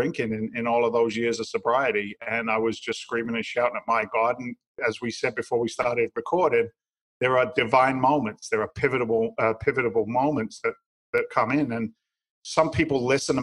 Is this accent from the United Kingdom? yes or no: yes; England, United Kingdom; moved away as an adult; now in United States; I'm from England originally. I'm an immigrant to the United States